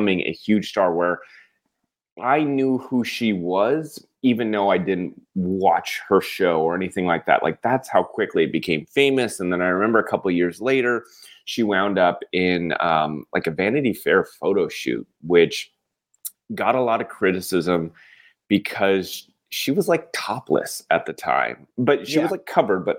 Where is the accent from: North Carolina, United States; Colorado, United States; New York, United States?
Colorado, United States; Castle Rock; I grew up in Colorado, in Castle Rock, Colorado.